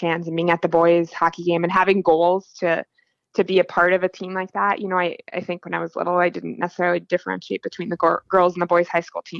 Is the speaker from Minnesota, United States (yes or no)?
yes; Cloquet, Minnesota, United States; I grew up in Cloquet